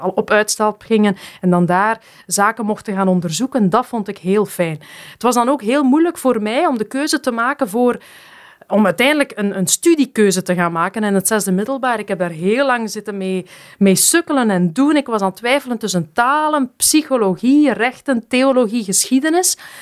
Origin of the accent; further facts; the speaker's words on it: Geraardsbergen, Flanders, Belgium; also born or lived in Bernkastel, Germany; toen ik vier was, ben ik dan naar België verhuisd, naar Gerasbergen, opgegroeid in de Vlaamse Ardennen